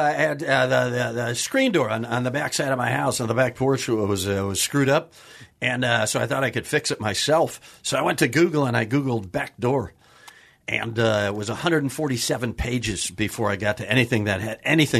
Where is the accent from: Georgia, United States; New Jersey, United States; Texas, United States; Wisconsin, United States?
Wisconsin, United States; Kenosha; Wisconsin. Okay. Kenosha, Wisconsin.